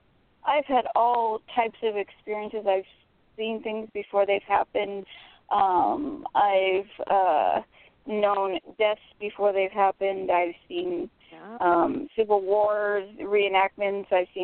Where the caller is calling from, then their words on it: Florida, United States; from Florida.